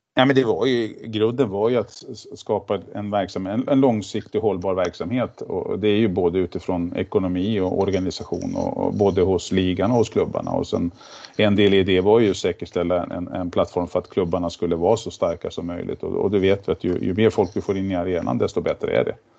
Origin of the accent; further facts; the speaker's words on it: Järna, Stockholm County, Sweden; Jag är ju född och uppvuxen ute i Järna